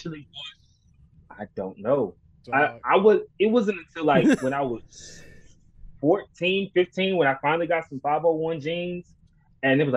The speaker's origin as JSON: {"language": "English", "town": "Sylacauga", "region": "Alabama", "country": "United States", "tie": "born or raised there", "also_born_or_lived": "Cleveland, Ohio", "said": "When I was 7, my parents split up, and my mom took me and my younger brother down to a place called Sylacauga, Alabama."}